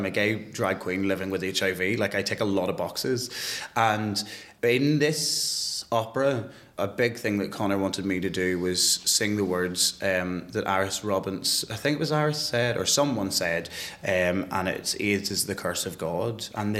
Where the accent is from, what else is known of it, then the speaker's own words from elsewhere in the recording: Northern Ireland, United Kingdom; growing up in Northern Ireland as a gay person.